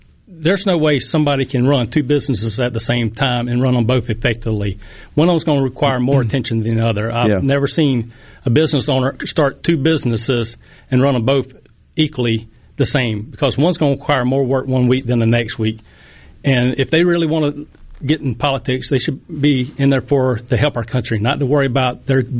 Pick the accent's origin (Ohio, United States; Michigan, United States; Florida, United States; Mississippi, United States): Mississippi, United States; Poplarville; Well, I was born and raised in Poplarville, Mississippi. I've been there my whole life.